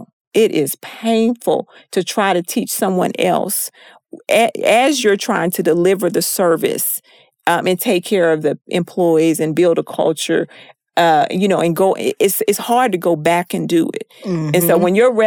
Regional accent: Texas, United States; I'm from Texas

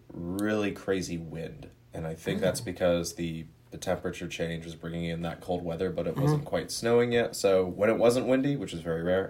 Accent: Georgia, United States; moved away as an adult; now in Denver, United States; I'm Sophie's brother. … Obviously grew up in Georgia with her, but I went to school at CU Boulder in 2012, so now I live out in Denver with my girlfriend Jessica.

